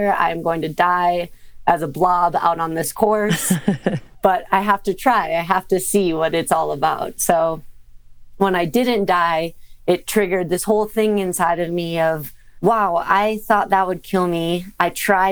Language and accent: English; Minnesota, United States; I grew up in Minnesota.